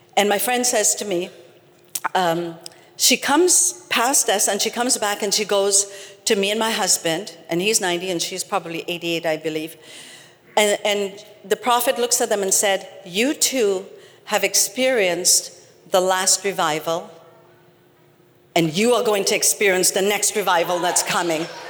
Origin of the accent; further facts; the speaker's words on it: Trinidad & Tobago; I'm from Trinidad